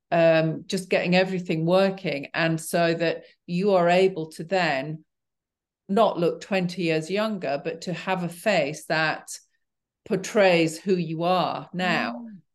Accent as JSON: {"language": "English", "region": "Yorkshire and the Humber", "country": "United Kingdom", "tie": "born or raised there", "said": "I, well, I grew up in Yorkshire as well. And, you know, we did a lot of mountain climbing when I was a kid."}